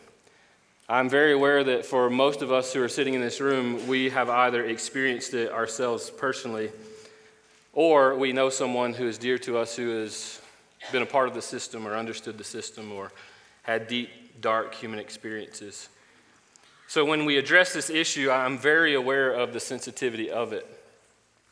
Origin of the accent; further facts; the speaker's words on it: Florida, United States; moved away; I'm originally from Florida